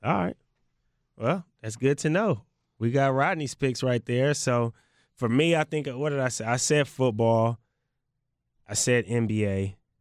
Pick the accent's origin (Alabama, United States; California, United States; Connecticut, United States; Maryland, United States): California, United States; the Bay Area; now in Portland, United States; I'm not in the Bay right now. That's, that's my hometown